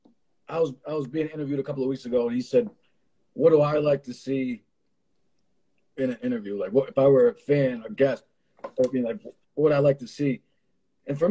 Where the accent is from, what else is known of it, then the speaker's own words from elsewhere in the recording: Hartford, Connecticut, United States; I'm from Hartford originally